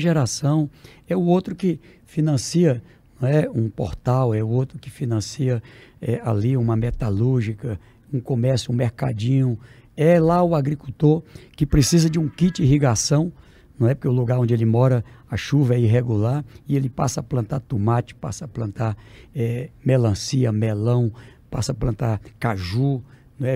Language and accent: Portuguese; Oeiras, Piauí, Brazil; em Oeiras, um belo hospital onde eu nasci